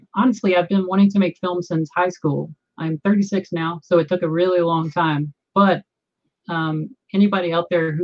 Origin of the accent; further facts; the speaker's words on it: Southern Virginia, United States; also born or lived in Los Angeles; now in Denver, United States; I grew up in Southern Virginia